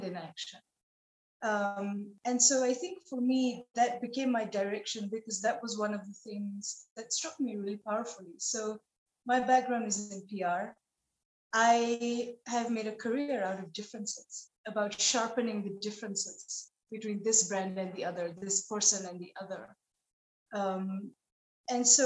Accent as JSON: {"language": "English", "country": "Nepal", "tie": "born or raised there", "moved": "yes", "said": "a girl growing up in Nepal"}